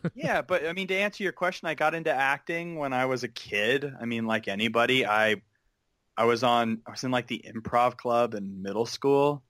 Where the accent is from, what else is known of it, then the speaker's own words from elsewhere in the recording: Pleasanton, California, United States; moved away as an adult; now in Los Angeles, United States; I grew up in the East Bay in a town called Pleasanton